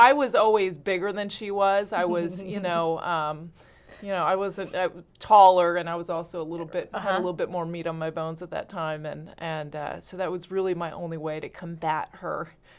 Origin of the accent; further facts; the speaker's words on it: Santa Fe, New Mexico, United States; moved away as an adult; also born or lived in Oregon; Originally, I'm from Santa Fe, New Mexico.